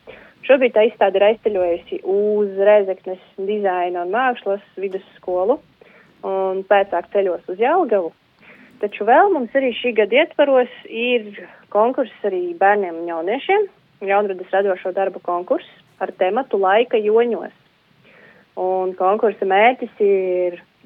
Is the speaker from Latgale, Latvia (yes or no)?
yes; Galēni, Latgale, Latvia; moved away; es esmu no Varakļāna novada, tepat līdzās Preļu novadam no Galēniem